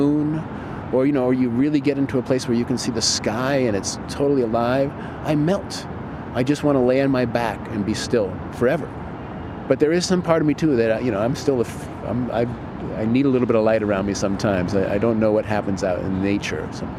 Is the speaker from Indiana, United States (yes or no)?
no; Boston, Massachusetts, United States; I grew up in an urban environment. I grew up in Boston